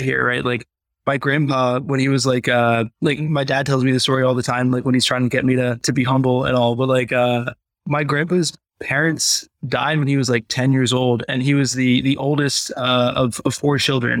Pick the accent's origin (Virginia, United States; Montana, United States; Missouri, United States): Virginia, United States; Richmond; also born or lived in Chicago / Vermont / Boston / New Hampshire; and then Virginia by the time I turned 5